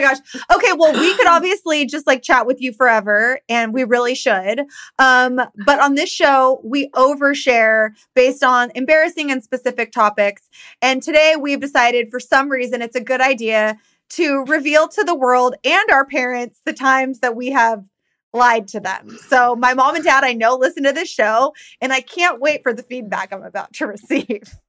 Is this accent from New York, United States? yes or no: no; Downey, California, United States; where we grew up in Downey.